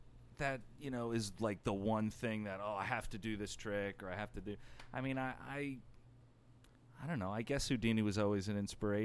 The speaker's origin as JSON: {"language": "English", "region": "New Jersey", "country": "United States", "said": "where are you from? And I said, New Jersey."}